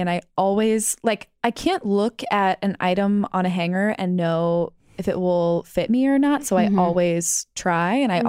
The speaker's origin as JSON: {"language": "English", "region": "Midwest", "country": "United States", "tie": "born or raised there", "said": "growing up in the Midwest."}